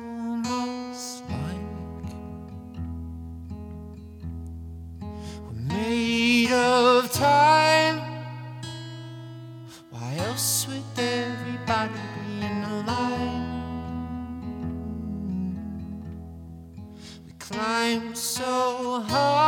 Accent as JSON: {"language": "English", "town": "Joshua Tree", "region": "California", "country": "United States", "tie": "born or raised there", "also_born_or_lived": "Seattle", "moved": "as an adult", "said": "I didn't live my entire life in Joshua Tree. I grew up in Joshua Tree"}